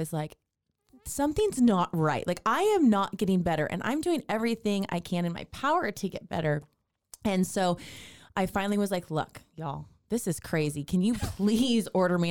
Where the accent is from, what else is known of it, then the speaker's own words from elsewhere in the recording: California, United States; now in Waco, United States; I'm from California